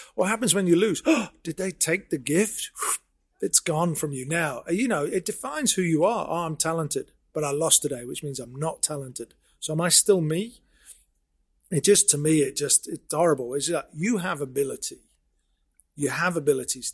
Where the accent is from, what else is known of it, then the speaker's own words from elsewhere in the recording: Sheffield, Yorkshire and the Humber, United Kingdom; I born and bred in Sheffield. Went to school here.